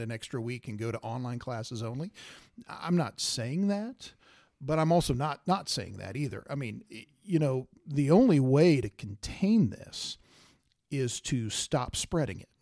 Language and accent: English; Salina, Kansas, United States; I grew up in Salina, uh, southeast of Saline Grad